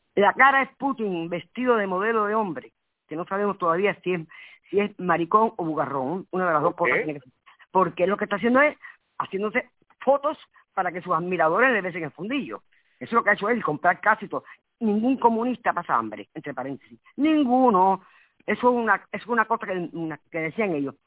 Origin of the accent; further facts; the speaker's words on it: Havana, Cuba; moved away; nací en Cuba